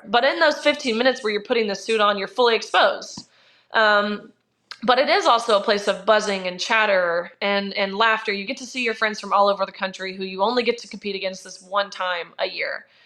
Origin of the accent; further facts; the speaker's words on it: Nashville, Tennessee, United States; also born or lived in Kentucky; I'm from Nashville.